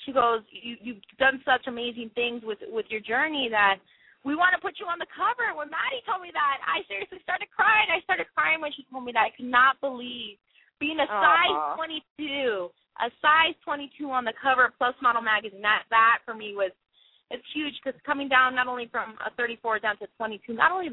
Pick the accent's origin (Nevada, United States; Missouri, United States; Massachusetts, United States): Nevada, United States; Las Vegas; being in my hometown, it was in Vegas